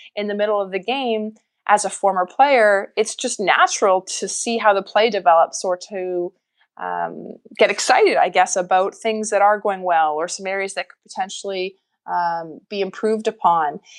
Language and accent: English; Winnipeg, Manitoba, Canada; I grew up in Winnipeg, Manitoba